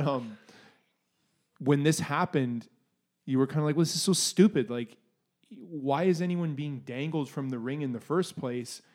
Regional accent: Canada; being Canadian

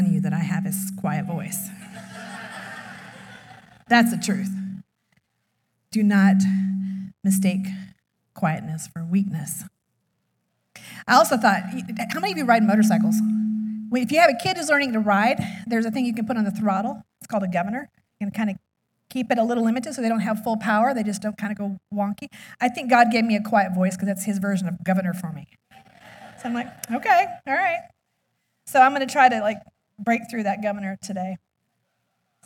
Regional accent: Alaska, United States; moved away; I was raised in Alaska, so I'm definitely a cold person

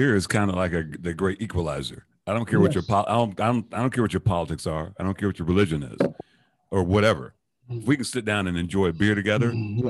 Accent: London, United Kingdom; Because I grew up in Tooting and Brixton.

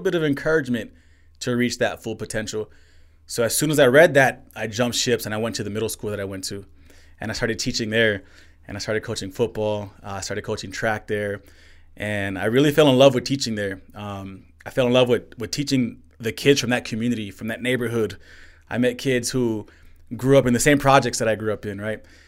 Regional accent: El Paso, Texas, United States; I'm born and raised in El Paso, Texas, Northeast.

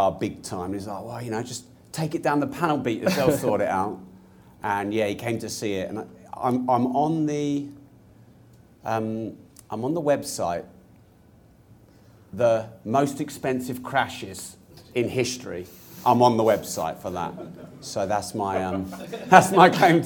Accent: Peterborough, East of England, United Kingdom; I'm from Peterborough.

